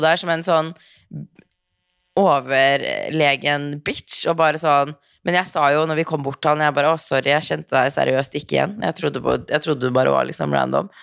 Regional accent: Norway; moved away as an adult; also born or lived in Los Angeles, United States

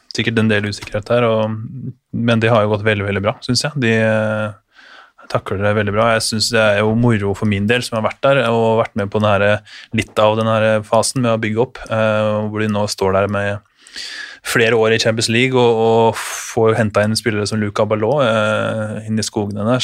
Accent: Innlandet, Norway; moved away as an adult; also born or lived in Denmark; now in Germany

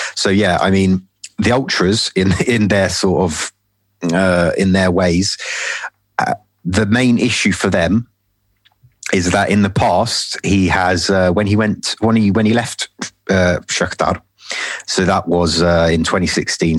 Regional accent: London, United Kingdom; I'm from London, as uh, you probably tell from my accent. Um, been born, born and bred here

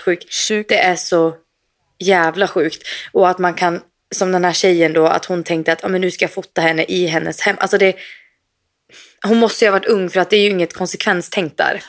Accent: Sweden; moved away; vi kan ju gå på ICA hemma i Sverige

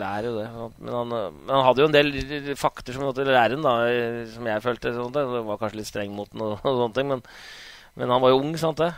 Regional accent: Hamar, Innlandet, Norway; moved away as an adult; also born or lived in Bremen; jeg er jo født og oppvokst på Hamar

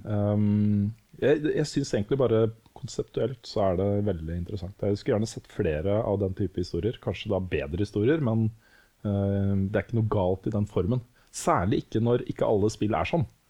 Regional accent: Norway; vi er født og oppvokst i Norge

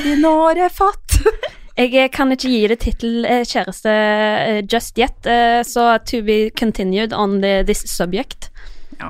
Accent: Iceland; now in Norway; Jeg er jo fra Island, så jeg har jo litt andre tradisjoner enn alle andre

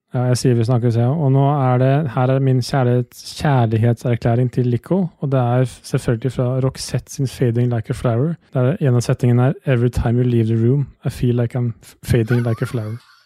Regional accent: Østfold, Norway; jeg er født og oppvokst i Østfold

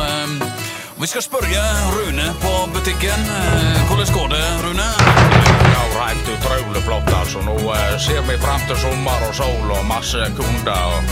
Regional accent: Vik, Vestland, Norway; vi, vi, er jo født og oppvokst i Vik

